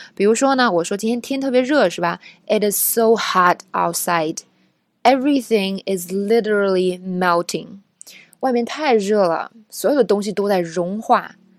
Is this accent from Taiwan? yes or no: no; China; 因为我也是中国人